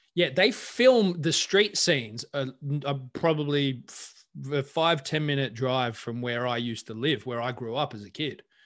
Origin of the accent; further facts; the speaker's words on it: Australia; moved away; being Australian